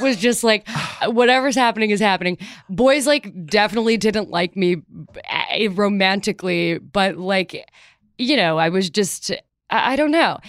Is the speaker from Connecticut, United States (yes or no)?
no; Chicago, Illinois, United States; moved away as an adult; also born or lived in Evanston, Illinois; I grew up in Chicago